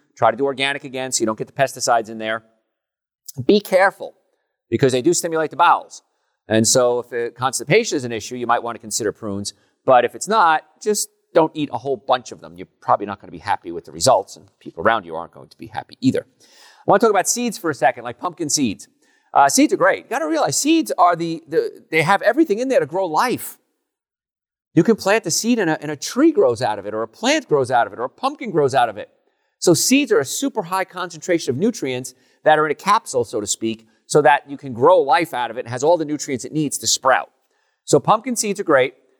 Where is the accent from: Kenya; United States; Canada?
United States; Hoboken, New Jersey; when I was young, growing up in Hoboken